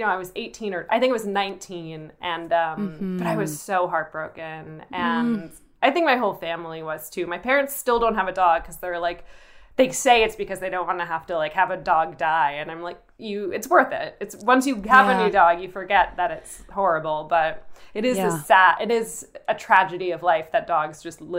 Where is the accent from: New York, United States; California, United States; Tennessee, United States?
New York, United States; To New York. I grew up outside